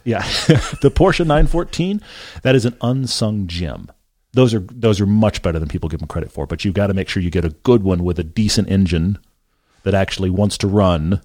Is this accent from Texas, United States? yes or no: yes; Texas, United States; I grew up in Texas